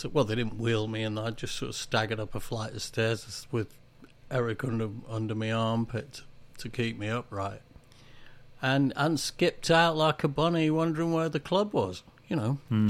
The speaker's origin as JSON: {"language": "English", "region": "England", "country": "United Kingdom", "tie": "born or raised there", "said": "When I was growing up in the Industrial Revolution, um, it was all about Danish bacon. You used to get adverts on telly for it. You did? In England"}